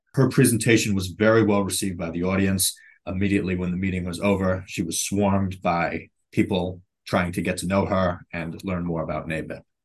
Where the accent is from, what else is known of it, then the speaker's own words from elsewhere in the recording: New York City, New York, United States; moved away; I'm originally from Brooklyn, New York